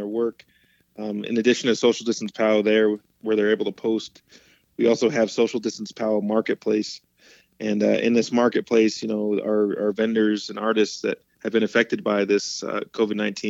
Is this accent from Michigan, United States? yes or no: no; Mashantucket Pequot tribe, Connecticut, United States; I'm from the Mashantucket Pequot tribe in Connecticut. Was born there